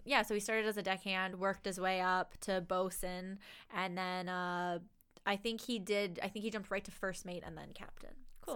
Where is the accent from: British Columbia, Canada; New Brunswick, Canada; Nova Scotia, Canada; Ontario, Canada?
Nova Scotia, Canada; Lunenburg; I'm from Lunenburg